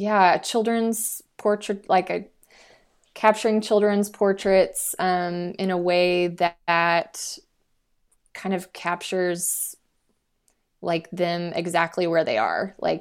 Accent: Fort Worth, Texas, United States; So I'm from Fort Worth and I, you know, I have a lot more connections kind of in that area.

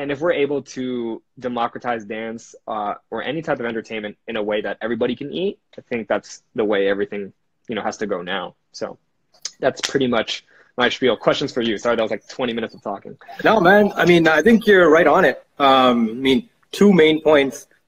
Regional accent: Philippines; I'm Filipino, so obviously my mom is a nurse.

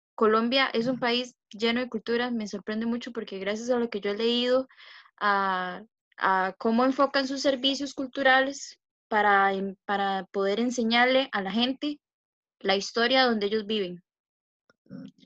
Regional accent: Alajuelita, Concepción Abajo, San José, Costa Rica; soy de La Jolita, Concepción Abajo

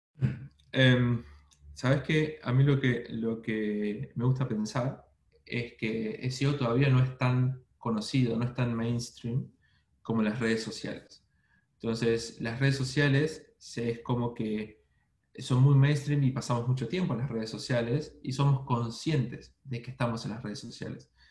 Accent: Argentina; moved away as an adult; also born or lived in Buenos Aires, Argentina; now in Melbourne, Australia; como verán por mis acentos, no soy ecuatoriano, soy de Argentina, viví muchos años en Buenos Aires

